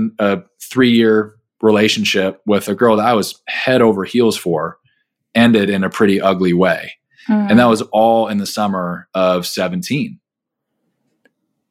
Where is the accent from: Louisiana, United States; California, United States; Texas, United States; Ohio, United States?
California, United States; Southern; I grew up in Southern California